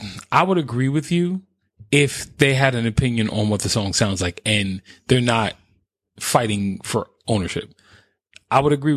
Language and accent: English; New York, United States; I have no bias because I'm from New York.